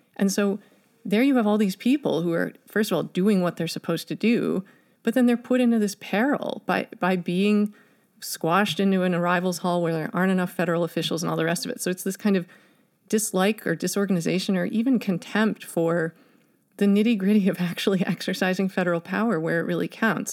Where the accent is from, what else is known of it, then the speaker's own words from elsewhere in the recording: Chicago, Illinois, United States; here in Chicago, my hometown